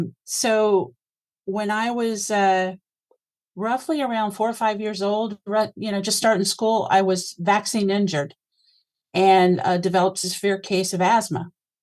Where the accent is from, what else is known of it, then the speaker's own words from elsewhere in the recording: Beaufort, South Carolina, United States; I am a Southerner born and bred. My dad was in the Marine Corps. Jeff is nodding his head, so there it is. I was born in South Carolina in a little town called Beaufort.